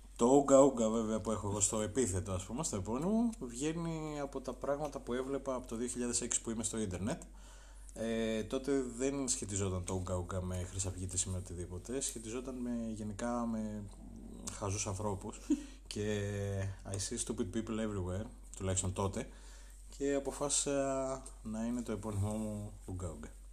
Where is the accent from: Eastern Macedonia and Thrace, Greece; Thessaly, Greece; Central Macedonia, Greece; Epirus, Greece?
Epirus, Greece; Arta; Εγώ είμαι από την Άρτα, είμαι υπηρώτης, βλάχος